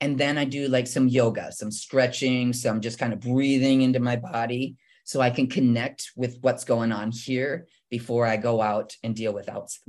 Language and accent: English; Midwestern United States, United States; So I didn't even know how to swim. I'm from the Midwest.